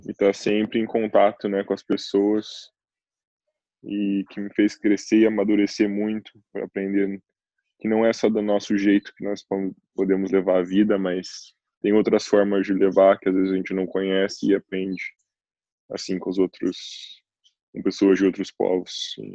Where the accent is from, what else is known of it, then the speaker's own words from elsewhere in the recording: Curitiba, Paraná, Brazil; moved away as an adult; also born or lived in Cape Town, South Africa / Istanbul, Turkey / Milan, Italy; now in Norway; sou de Curitiba